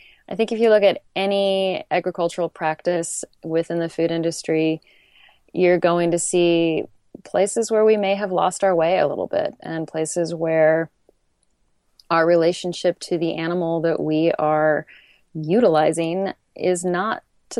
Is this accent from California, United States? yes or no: yes; California, United States; now in Portland, United States; I just moved to Portland and I'm from the Bay Area.